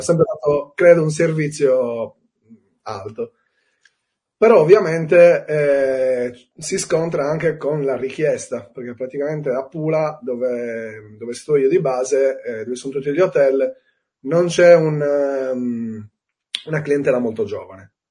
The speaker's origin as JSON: {"language": "Italian", "town": "Cagliari", "region": "Sardinia", "country": "Italy", "tie": "born or raised there", "said": "Io sono di Cagliari, eh, quindi nato a Cagliari, vissuto a Cagliari e spero di morire a Cagliari"}